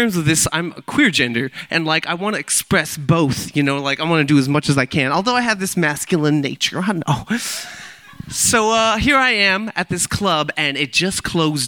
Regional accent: Milpitas, California, United States; I was born and raised in Milpitas on the South Bay

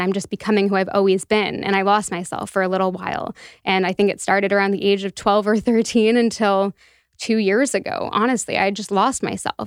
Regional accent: Toronto, Ontario, Canada; moved away as an adult; also born or lived in Halifax; I was born and raised in Toronto

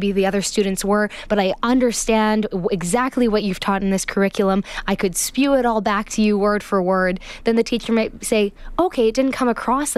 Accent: Canada; first language English; also born or lived in Toronto; where I grew up in the English language and in a Canadian school system

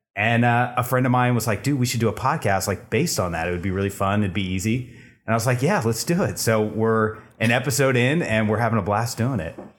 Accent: Bay Area, California, United States; moved away as an adult; now in Los Angeles, United States; I'm originally from the Bay Area. I moved down to L A to get into entertainment industry.

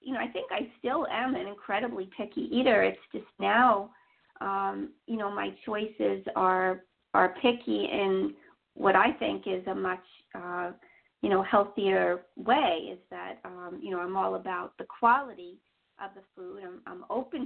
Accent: New York City, New York, United States; I grew up in Queens. I've always been a New York girl

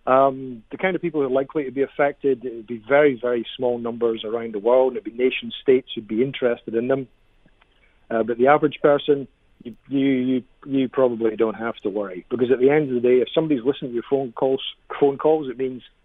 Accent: Edinburgh, Scotland, United Kingdom; accent: Scottish; I'm Scottish, man. I'm from Edinburgh.

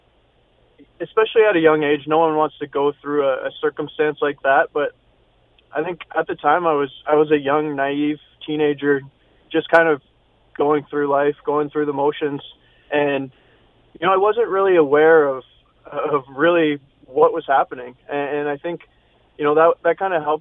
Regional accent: London, Ontario, Canada; myself and a teammate, James Dunn, who are both local to London, and basically grew up playing hockey in and around the city

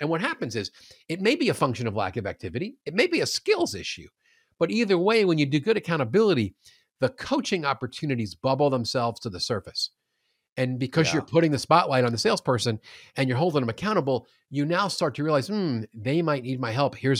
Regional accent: New York, United States; also born or lived in Queens; now in St. Louis, United States; I was born in Queens. Yeah. And I'm fat because I love New York pizza.

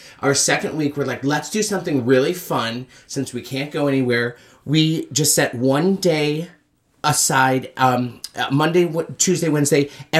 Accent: Beaver Falls, New York, United States; I'm from a little town called Beaver Falls, New York. Beaver Falls, New York. It's 45 minutes south of Canada, so it's way up there.

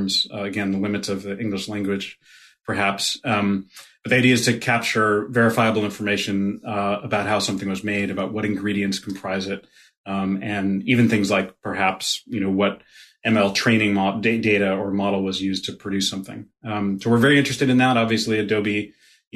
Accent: Connecticut, United States; accent: Brooklyn; now in Brooklyn, United States; I consider myself a New Yorker. Yeah, I grew up in Connecticut. I've lived all over the place, but I've been in Brooklyn for 20 plus years

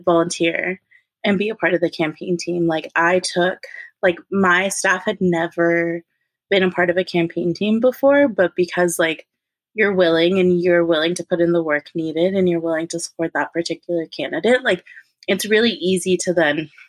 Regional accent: Inland Empire, California, United States; moved away as an adult; also born or lived in Los Angeles, California; I grew up in the Inland Empire in California

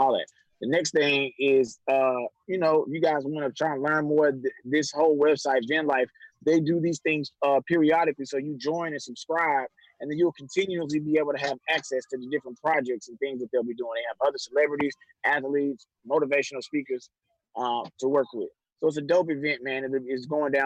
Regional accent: Houston, Texas, United States; I will be taping in my hometown of Houston, Texas.

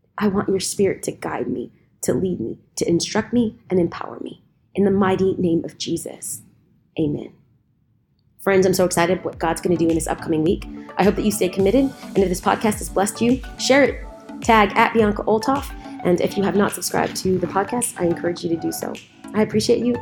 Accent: California, United States; I'm from California

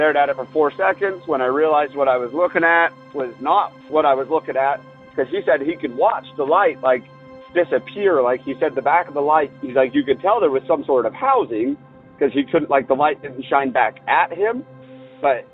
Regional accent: Northern Utah, United States; I'm from Northern Utah. To try to give you a little bit of a pinpoint, the university that is in my hometown is very old

